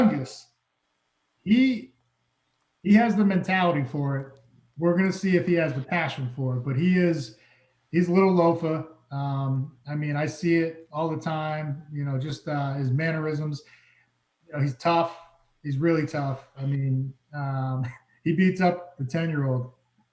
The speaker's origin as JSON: {"language": "English", "region": "Massachusetts", "country": "United States", "tie": "born or raised there", "also_born_or_lived": "Los Angeles, California", "moved": "as an adult", "lives_now": "Seattle, United States", "said": "I grew up from the time, you know, I was little until 18, I grew up in Massachusetts"}